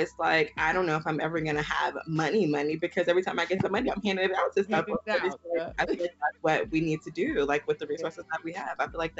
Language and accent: English; Houston, Texas, United States; I was brought up Baptist as well. I'm from Houston, yeah. Texas.